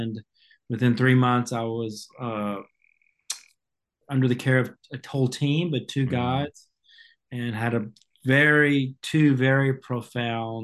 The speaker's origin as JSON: {"language": "English", "region": "the South", "country": "United States", "tie": "born or raised there", "also_born_or_lived": "Seattle, Washington / Savannah, Georgia", "said": "I'm a Southerner by birth and most of my adult life in the South"}